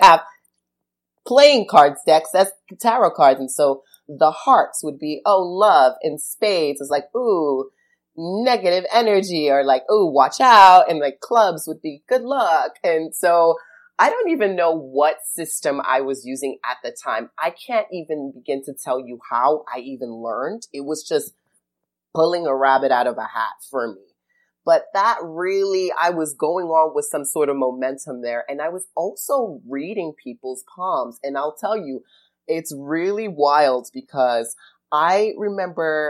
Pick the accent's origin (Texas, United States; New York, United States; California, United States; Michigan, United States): New York, United States; I grew up in New York, and so we would frequent Barnes and Nobles pretty often